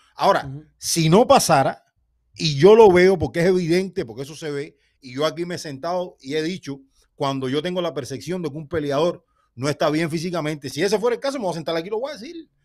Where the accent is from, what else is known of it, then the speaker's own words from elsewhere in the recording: Cuba; Yo como cubano